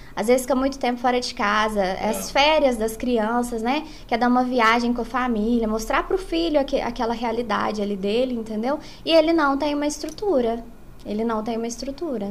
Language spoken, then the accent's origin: Portuguese; south of Minas Gerais, Brazil; now in Arcos, Brazil; eu não sou natural de Arcos, eu moro em Arcos há 21 anos. Eu sou do sul de Minas